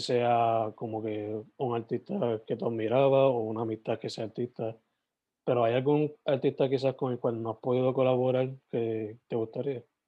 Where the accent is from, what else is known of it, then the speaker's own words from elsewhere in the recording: Sabana Grande, Puerto Rico; yo soy de, originalmente de Sabana Grande